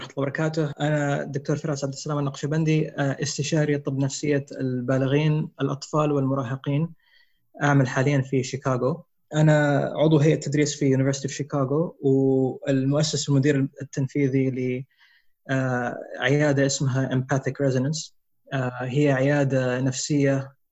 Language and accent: Arabic; Riyadh, Riyadh Province, Saudi Arabia; also born or lived in Bloomington, Indiana, United States; انا مولود في امريكا انولدت في امريكا في بلومنتون انديانا آه، في 79 آه نقلت على الرياض اول ما انولدت كان اول اول ما نقلت على الرياض كان عمري خمس سنين